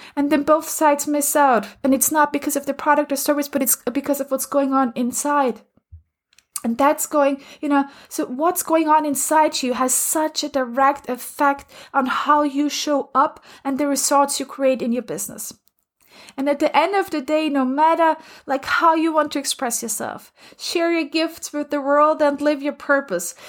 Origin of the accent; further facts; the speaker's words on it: Austria; moved away; I'm originally from Austria